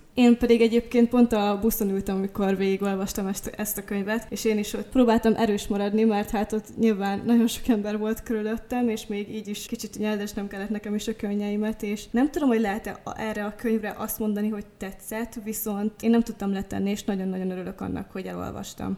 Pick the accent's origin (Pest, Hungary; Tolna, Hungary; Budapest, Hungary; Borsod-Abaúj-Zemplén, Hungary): Borsod-Abaúj-Zemplén, Hungary; moved away as an adult; also born or lived in Miskolc; now in Eger, Hungary; mivel mindketten borsodiak vagyunk, Miskolchoz is rengeteg közünk van, én oda jártam például Gimibe is